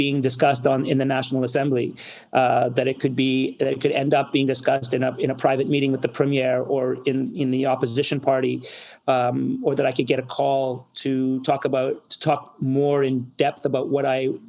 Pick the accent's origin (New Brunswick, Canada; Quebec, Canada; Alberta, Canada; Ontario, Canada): Quebec, Canada; Montreal; I'm a Montrealer. I'm born and bred here.